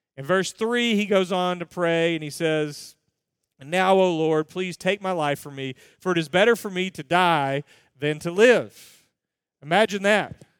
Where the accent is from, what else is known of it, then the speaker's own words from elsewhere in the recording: United States; I'm an American